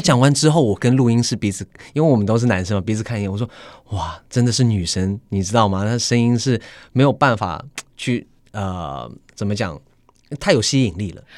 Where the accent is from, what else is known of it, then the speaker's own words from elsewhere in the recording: Sydney, New South Wales, Australia; moved away as an adult; 当然我在澳洲雪梨长大